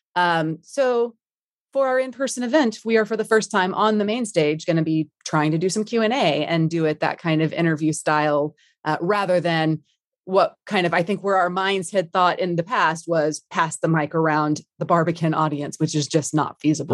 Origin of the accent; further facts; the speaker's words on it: Dallas, Texas, United States; moved away as an adult; now in London, United Kingdom; born and raised in D F W, love Texas